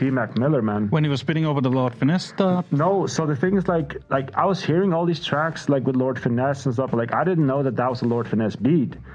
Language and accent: English; Faroe Islands; I love the smell of vinyls, but like, growing up in the Faroe Islands, we didn't have vinyls.